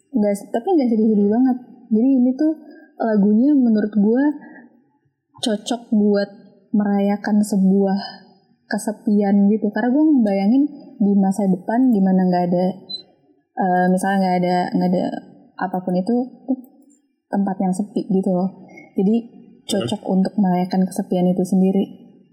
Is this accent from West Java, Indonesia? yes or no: yes; Bekasi, West Java, Indonesia; Gue dari Bekasi.